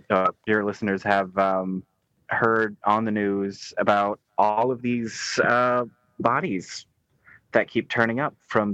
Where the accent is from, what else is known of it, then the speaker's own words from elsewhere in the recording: United States; I just have a Canadian citizenship. I'm from America.